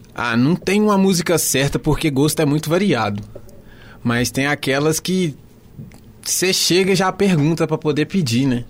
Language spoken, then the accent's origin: Portuguese; Contagem, Minas Gerais, Brazil; sou lá de Contagem